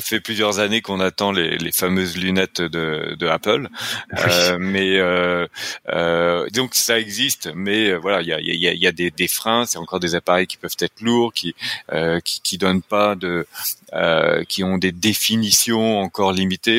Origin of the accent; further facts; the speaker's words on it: France; accent: French (France); now in Quebec, Canada; je suis québécois, mais avec un accent français, donc bien de l'autre côté de l'Atlantique